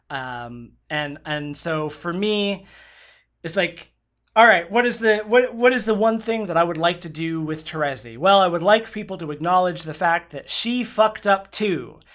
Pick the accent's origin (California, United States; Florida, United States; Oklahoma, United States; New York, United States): Oklahoma, United States; I grew up in Oklahoma.